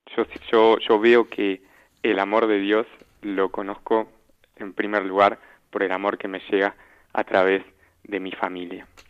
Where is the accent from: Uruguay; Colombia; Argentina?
Argentina; now in Wiesbaden, Germany; soy argentino